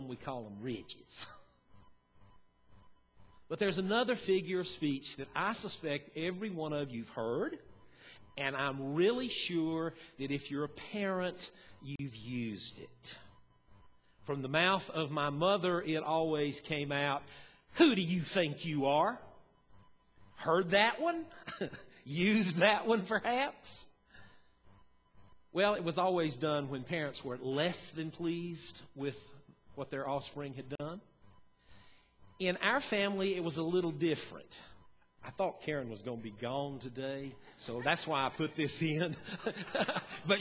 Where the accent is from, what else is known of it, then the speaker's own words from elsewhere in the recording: Western North Carolina, United States; moved away as an adult; also born or lived in Banner Elk, North Carolina; now in Kingsport, United States; I grew up in Western North Carolina, and then I spent 17 years in Banner Elk